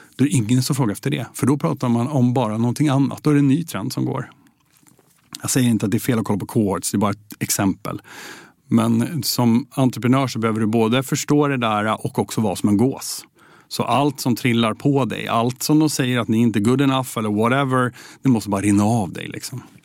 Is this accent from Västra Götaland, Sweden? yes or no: no; Södertälje, Stockholm County, Sweden; vi är uppvuxna i Södertälje ihop.